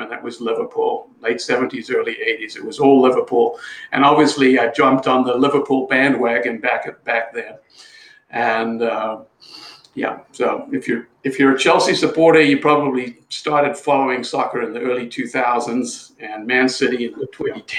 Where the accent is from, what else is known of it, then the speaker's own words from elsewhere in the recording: South Africa; now in United States; I'm from South Africa, and we played a little bit of soccer, but just recreationally in South Africa.